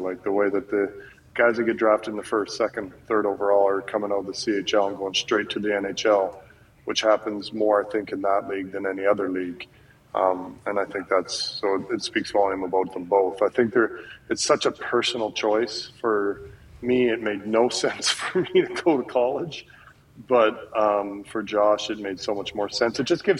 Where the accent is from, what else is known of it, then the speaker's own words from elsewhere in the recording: Canada; I think that it's something that as a Canadian player, there's more awareness of what's going on down in the U.S.